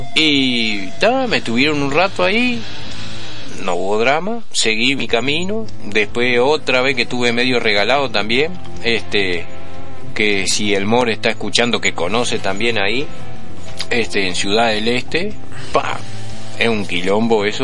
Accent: Uruguay; somos uruguayos

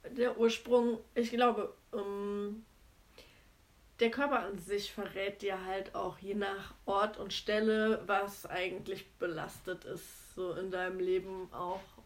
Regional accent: Cologne, North Rhine-Westphalia, Germany; ich komme ursprünglich aus Köln.

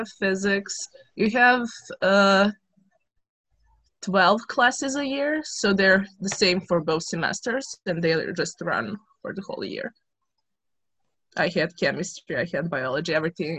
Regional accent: Serbia; moved away; I am 18 years old and I'm from Serbia.

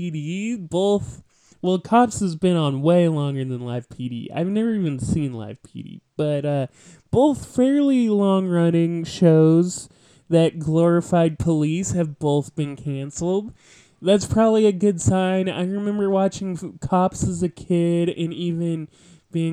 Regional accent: West Coast, United States; moved away as an adult; growing up on the West Coast

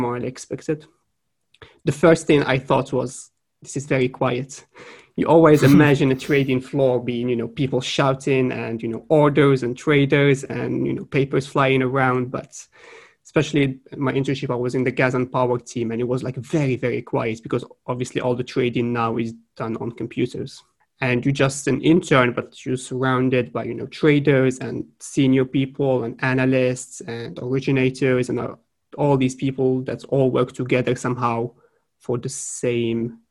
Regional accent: Morocco; moved away as an adult; also born or lived in France / Sweden; I am originally from Morocco. I have studied through high school and then 2 years of college.

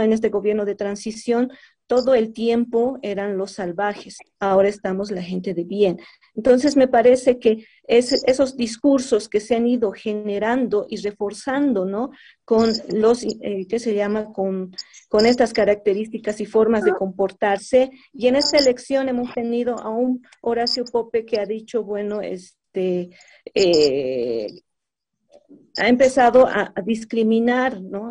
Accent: Bolivia; somos bolivianos

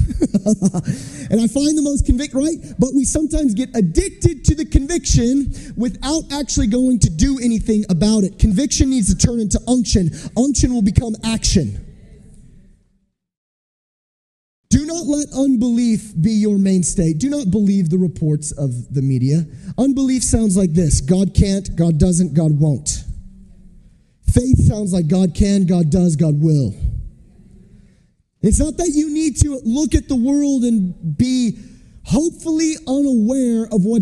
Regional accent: United States; I'm from America

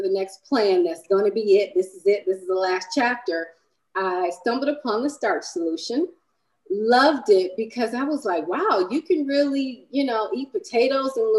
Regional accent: Michigan, United States; I was born in Michigan

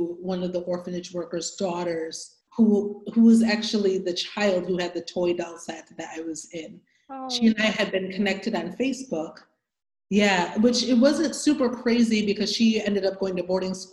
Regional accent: Michigan, United States; also born or lived in Democratic Republic of the Congo; I grew up in Michigan at a young age

